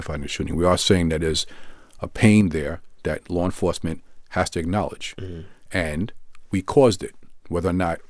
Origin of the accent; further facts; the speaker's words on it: New York City, New York, United States; I'm a Brooklynite, born and raised in Brooklyn, still live in Brooklyn now